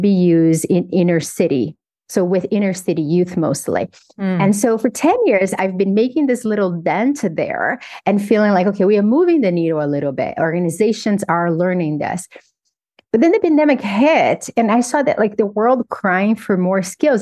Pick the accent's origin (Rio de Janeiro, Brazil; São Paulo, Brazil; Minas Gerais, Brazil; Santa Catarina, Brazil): Minas Gerais, Brazil; Governador Valadares; moved away as an adult; also born or lived in Belo Horizonte; When I was 15, I moved from Governador Valadares to Belo Horizonte.